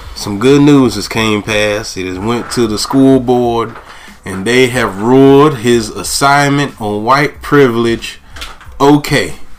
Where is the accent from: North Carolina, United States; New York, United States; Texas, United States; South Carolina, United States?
North Carolina, United States; Goldsboro; my hometown of Goldsboro